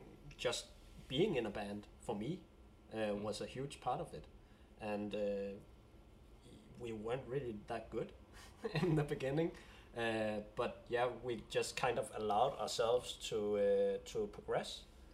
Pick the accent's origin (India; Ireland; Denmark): Denmark; first language Danish; English is a second language; I feel a sense of pride using the Danish language as well.